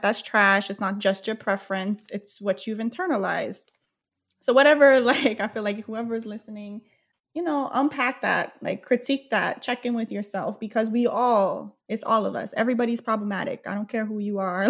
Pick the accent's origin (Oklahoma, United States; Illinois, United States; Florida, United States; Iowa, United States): Oklahoma, United States; moved away; I was born in Oklahoma. It's a very overtly racist town